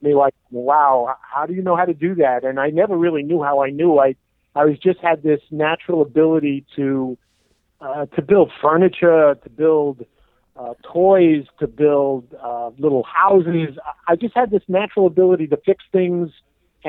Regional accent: New York City, New York, United States; also born or lived in Long Island, New York / Oyster Bay Cove, New York / Miami, Florida / Memphis, Tennessee; I was born in Brooklyn, New York, Sheepshead Bay area

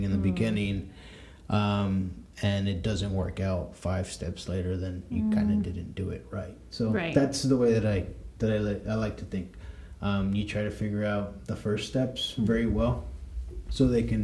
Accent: Dallas, Texas, United States; I'm from Dallas. I grew up in East Dallas. Haven't left. Been born, raised there in Dallas

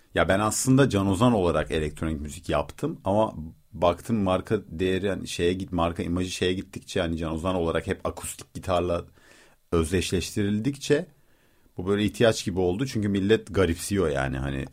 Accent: Rize, Rize Province, Turkey; Ben Rizeliyim

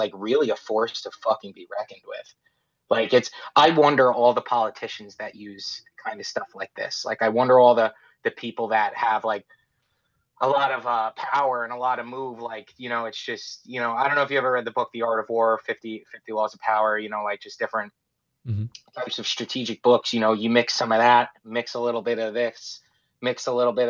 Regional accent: New York, United States; also born or lived in Florida; We're from New York

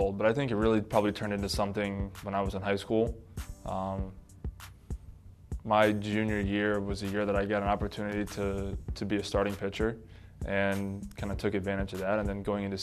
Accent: Bethel, Connecticut, United States; It's a smaller community, you know, in Bethel. Nobody really ever knows where Bethel is. So we always just say we're from Danbury.

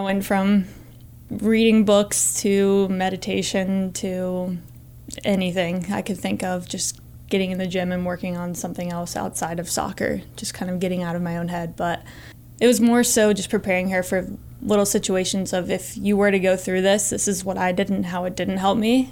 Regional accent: Northern Virginia, United States; moved away as an adult; now in Montana, United States; I grew up in Northern Virginia, which is about two hours from J M U

